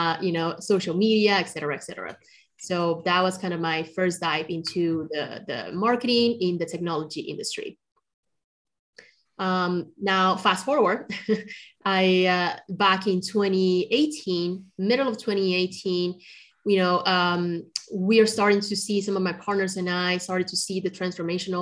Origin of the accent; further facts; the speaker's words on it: Colombia; moved away; also born or lived in China; I'm originally from China, but I grew up in Colombia